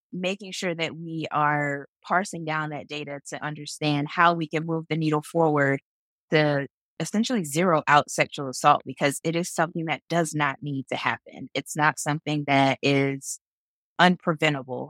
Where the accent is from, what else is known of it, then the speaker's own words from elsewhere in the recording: Jacksonville, Florida, United States; I grew up in Jacksonville, Florida